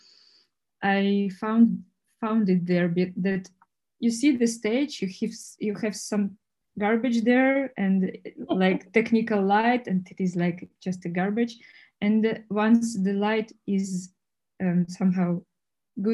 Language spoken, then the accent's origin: English; Russia; English is a second language; moved away as an adult; now in Prague, Czech Republic; I grew up in Russia